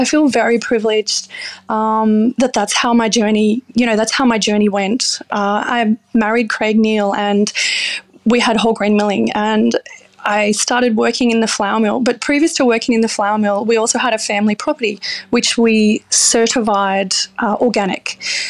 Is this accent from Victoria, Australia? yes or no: no; Gunnedah, New South Wales, Australia; So I'm from Gunnedah and I have my own business here called Reverence Sourdough.